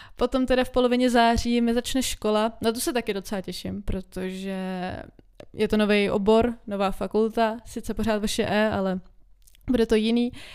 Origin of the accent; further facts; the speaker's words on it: Czechia; my jako Češi